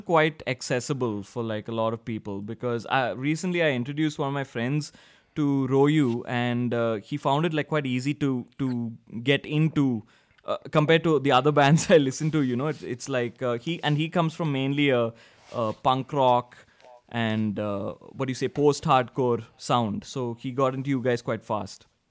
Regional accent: India; I'm from India

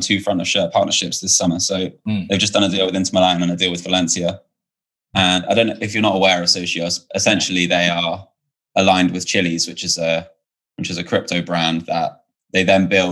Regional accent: Portsmouth, South East England, United Kingdom; I'm from Portsmouth

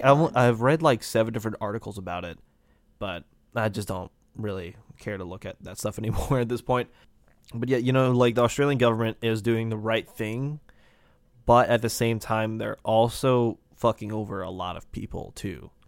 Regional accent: United States; me being an American

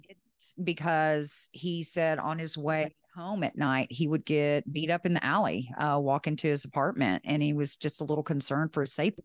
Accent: West Texas, United States; I'm from Texas, West Texas

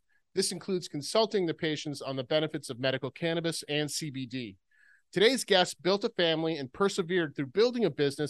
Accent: Rhode Island, United States; I grew up in Rhode Island, which is like the northern New England version of Louisiana, right? Okay. So I lived three miles from the ocean.

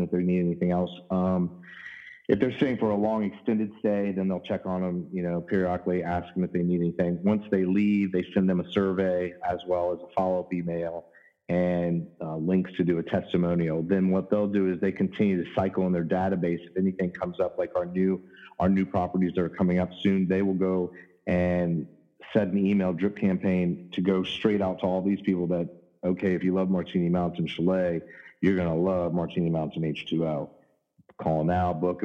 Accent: Virginia Beach, Virginia, United States; I was born in Virginia Beach, Virginia

